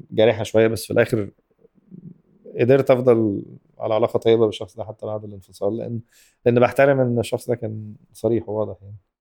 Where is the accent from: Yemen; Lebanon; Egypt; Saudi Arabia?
Egypt; احنا كمجتمع مصري